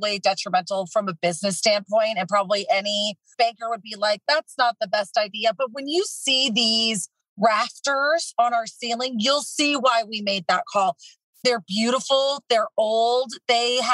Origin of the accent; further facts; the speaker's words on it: Oregon, United States; growing up in Oregon